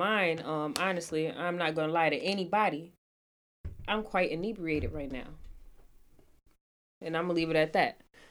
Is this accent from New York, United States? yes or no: yes; Rochester, New York, United States; I'm from Rochester.